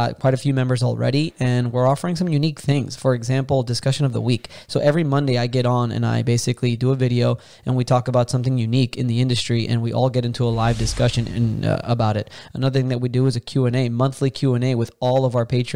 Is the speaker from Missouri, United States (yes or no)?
no; Miami, Florida, United States; I'm born and raised in Miami, Florida